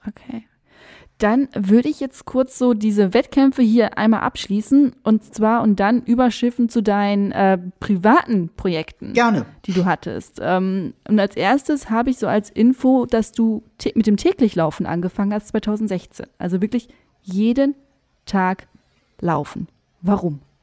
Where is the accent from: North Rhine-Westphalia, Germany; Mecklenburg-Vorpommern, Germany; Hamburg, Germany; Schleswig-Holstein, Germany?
North Rhine-Westphalia, Germany; countryside between Velen and Heiden; Also da, wo ich aufgewachsen bin, ich bin auch auf dem Land aufgewachsen. Ich dachte, das ist echt, das ist zwischen Fehlen und Heiden.